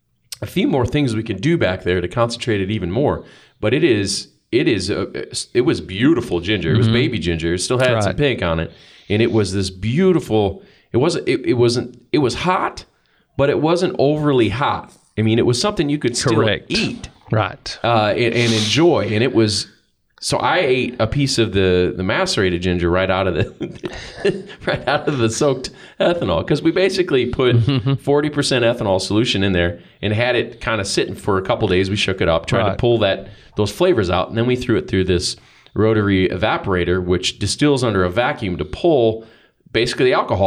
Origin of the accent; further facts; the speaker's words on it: Iowa, United States; I'm from Iowa.